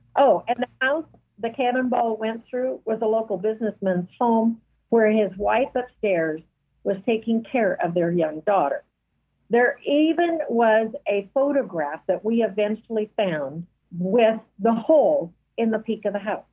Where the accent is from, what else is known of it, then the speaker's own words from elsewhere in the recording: Douglas County, Oregon, United States; now in Fort Scott, United States; I grew up in Douglas County, Oregon, and I was at the north end